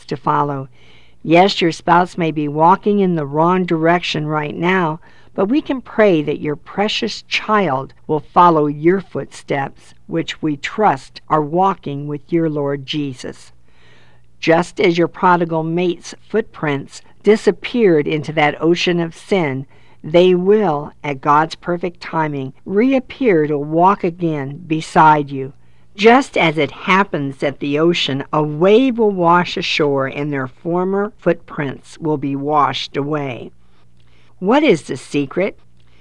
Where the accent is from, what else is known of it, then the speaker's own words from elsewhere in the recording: Florida, United States; We live in Florida, 2 miles from our city's beach. I have many memories from being a child to a teenager to an adult playing with our children and grandchildren at the beach